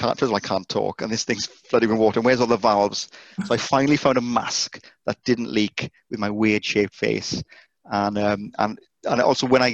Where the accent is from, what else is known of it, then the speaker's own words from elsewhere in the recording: Welsh, Wales, United Kingdom; being Welsh